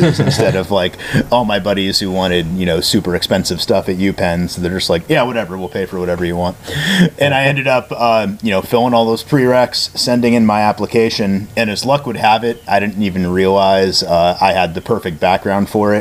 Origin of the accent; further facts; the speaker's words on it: Connecticut, United States; moved away as an adult; also born or lived in Massachusetts; I started out in New England, so I grew up in Connecticut